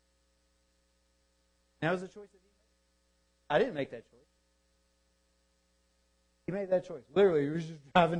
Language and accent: English; Deep South, United States; Growing up in the Deep South